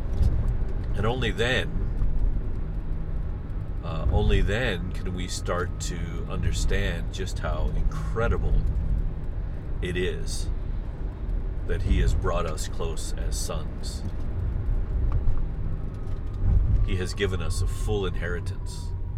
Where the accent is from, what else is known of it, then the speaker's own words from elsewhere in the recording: the heartland of America, Midwest, United States; I was raised in the heartland of America